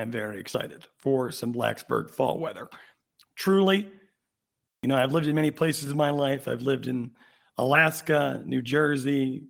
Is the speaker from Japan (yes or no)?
yes; Japan; born there; I was born in Japan.